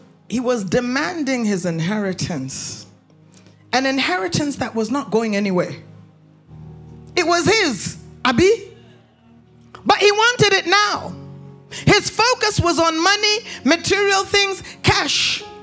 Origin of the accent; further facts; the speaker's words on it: Canada; also born or lived in United States; I grew up in Canada and I grew up in the United States.